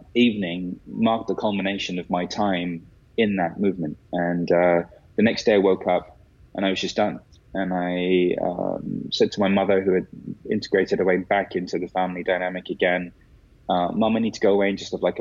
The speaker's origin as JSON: {"language": "English", "region": "London", "country": "United Kingdom", "tie": "born or raised there", "said": "growing up in London"}